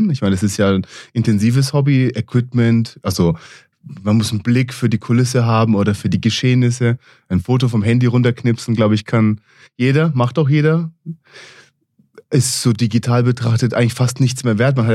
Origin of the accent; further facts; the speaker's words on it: Israel; moved away as an adult; also born or lived in United States; geboren und aufgewachsen in Israel, mit 20 Jahren in die USA gegangen, den Bachelor an der East Coast in New York gemacht, den Master in San Francisco